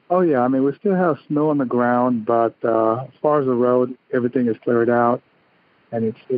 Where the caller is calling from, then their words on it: Hartford, Connecticut, United States; I'm calling from Hartford, Connecticut today.